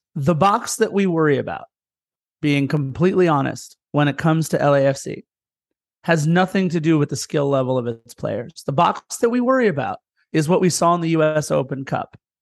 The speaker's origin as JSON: {"language": "English", "town": "Torrance", "region": "California", "country": "United States", "tie": "born or raised there", "said": "I lived in apartment one one five growing up in Torrance in the apartment complex we lived"}